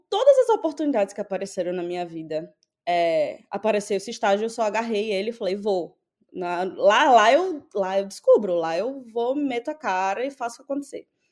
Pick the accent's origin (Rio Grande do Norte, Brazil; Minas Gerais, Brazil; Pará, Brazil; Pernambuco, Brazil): Rio Grande do Norte, Brazil; Natal; moved away as an adult; also born or lived in São Paulo / England; now in United States; eu sou de Natal, uma cidade pequena